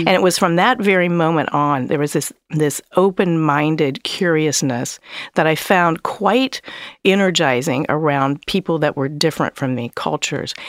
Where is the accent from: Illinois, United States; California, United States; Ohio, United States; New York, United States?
Ohio, United States; Columbus; I grew up in Columbus, Ohio